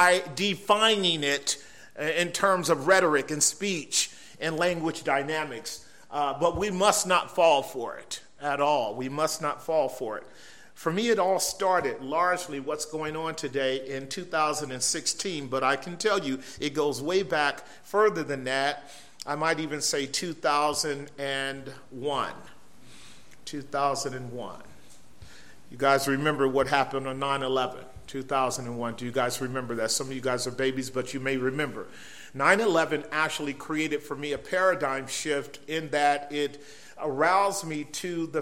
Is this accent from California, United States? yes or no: yes; San Francisco Bay Area, California, United States; we're from the San Francisco Bay Area, but not quite San Francisco. We are across the water in much more milder territory, if you will, and we've been there all of our lives.